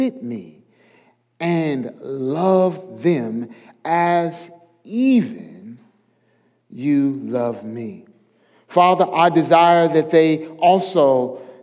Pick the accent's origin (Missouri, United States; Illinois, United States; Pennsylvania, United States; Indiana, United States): Missouri, United States; St. Louis; moved away as an adult; now in the South, United States; I'm from St. Louis, Missouri